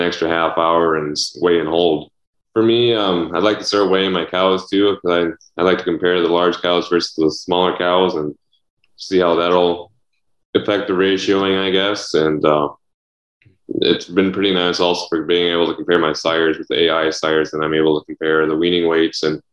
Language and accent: English; Robinson, North Dakota, United States; I'm from Robinson, North Dakota, kind of in the hilly pothole region.